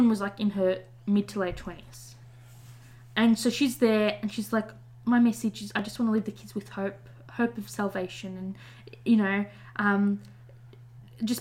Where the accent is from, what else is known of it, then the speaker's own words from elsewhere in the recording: Australia; we're Australian